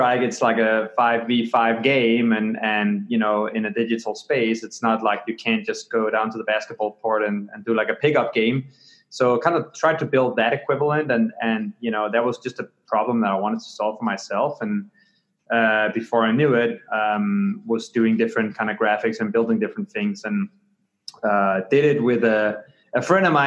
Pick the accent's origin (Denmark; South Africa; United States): Denmark; Copenhagen, Capital Region of Denmark; moved away; I grew up in Copenhagen, Denmark, on the other side of the pond